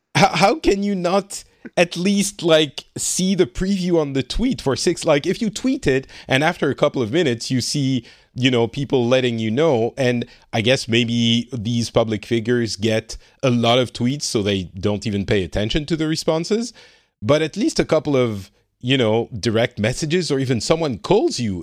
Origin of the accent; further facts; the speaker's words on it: France; now in Finland; I'm from France and I currently live in Finland